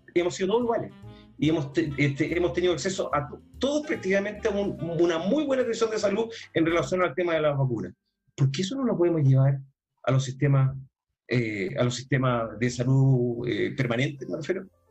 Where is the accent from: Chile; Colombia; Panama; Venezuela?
Chile; a muchos chilenos